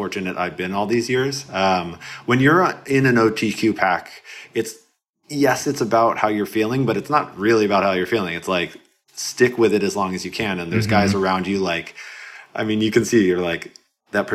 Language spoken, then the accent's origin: English; Portland, Oregon, United States; I'm from Portland, Oregon.